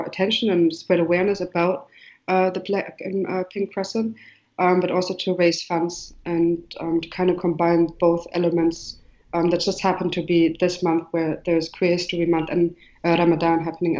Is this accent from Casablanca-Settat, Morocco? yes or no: no; Marrakesh, Marrakesh-Safi, Morocco; Nina is from Berlin, and I'm from Marrakech or Morocco. So that gives the broad idea. When you go into the space, you see the elements of Morocco and also the GDR, like East Germany.